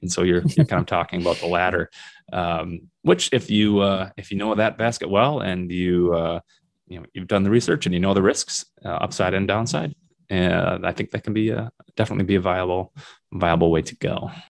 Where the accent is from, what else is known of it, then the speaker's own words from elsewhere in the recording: Minnesota, United States; moved away as an adult; also born or lived in South Dakota; now in Northern Michigan, United States; Minnesota, which is my home state